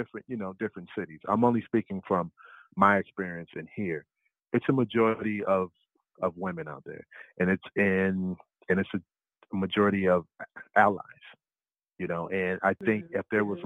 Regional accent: Chicago, Illinois, United States; I'm from Chicago

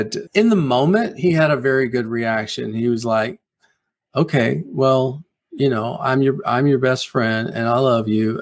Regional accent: South Carolina, United States; it's set in my hometown. It's set on that plantation that I grew up next door

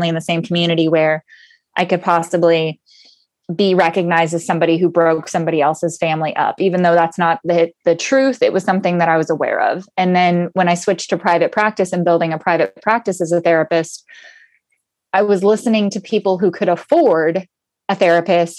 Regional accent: Southern California, United States; I was born and raised in Southern California. And so I'm a SoCal girl surfer

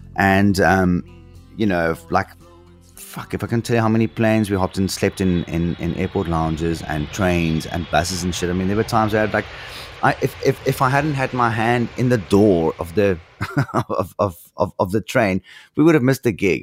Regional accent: South Africa; as a South African

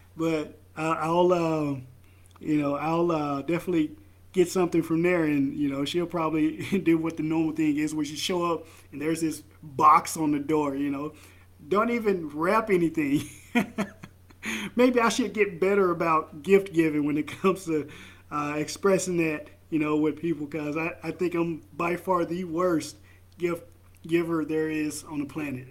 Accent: the South, United States; now in Idaho, United States; I'm from the South.

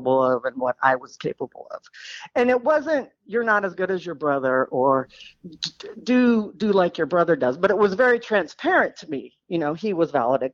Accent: San Diego, California, United States; also born or lived in Missouri; I grew up in a small college town in Missouri where both my parents taught. They were academics. And yeah, the divorce at 4 really kind of ripped that family apart, because 2 years later, my mom and I moved from Missouri to San Diego

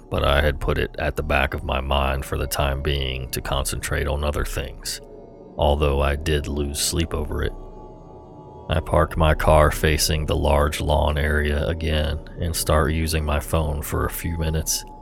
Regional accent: California, United States; Of course, I'm from California, and of course, I did not read the lease carefully.

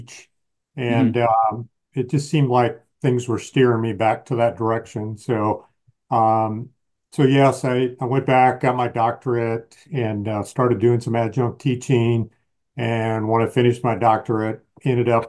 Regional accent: Michigan, United States; I grew up in the Midwest in Michigan

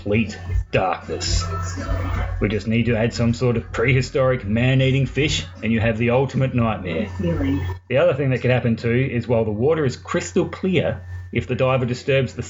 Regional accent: Mount Gambier, South Australia, Australia; my little hometown of Mount Gambier is located in an area that was once home to many active volcanoes

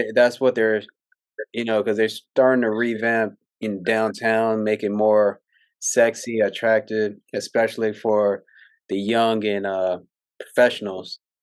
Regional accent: San Antonio, Texas, United States; I'm from San Antonio

